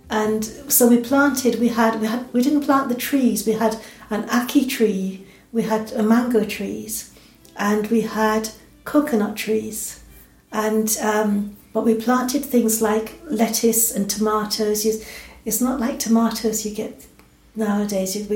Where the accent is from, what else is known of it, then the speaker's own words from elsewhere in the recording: England, United Kingdom; also born or lived in Jamaica; now in Scotland, United Kingdom; And um, I was brought up in England, and um, so, but I still feel there's a bit of the Jamaican in me and I've been in Britain now since I was 10 years old.